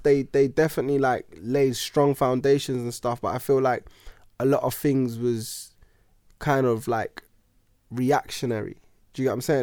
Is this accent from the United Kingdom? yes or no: yes; United Kingdom; also born or lived in New Zealand; living in, you know, Britain and being British